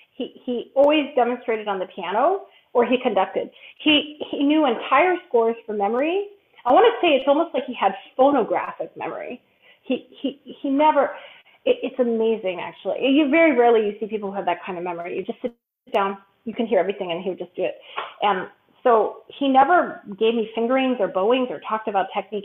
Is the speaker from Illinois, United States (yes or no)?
yes; Chicago, Illinois, United States; moved away as an adult; also born or lived in Philadelphia; I'm originally from Chicago and grew up uh, from there my whole life